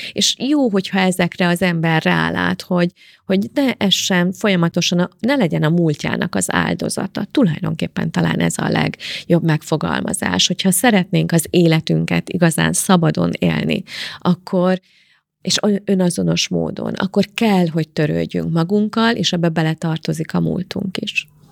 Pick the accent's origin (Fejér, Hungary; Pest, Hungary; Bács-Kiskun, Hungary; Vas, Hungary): Pest, Hungary; Szentendre; also born or lived in Karcag, Hungary / Germany; elköltöztünk tíz éves koromba Karcagról Szentendrére